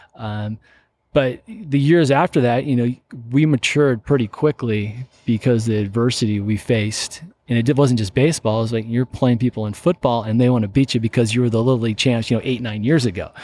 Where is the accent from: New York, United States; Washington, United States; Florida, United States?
Washington, United States; Seattle; I grew up in Seattle, Washington